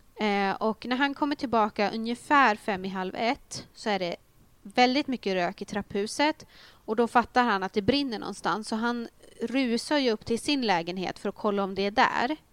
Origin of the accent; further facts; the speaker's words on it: a small place outside Uppsala, Uppsala County, Sweden; jag är ju från en liten ort utanför Uppsala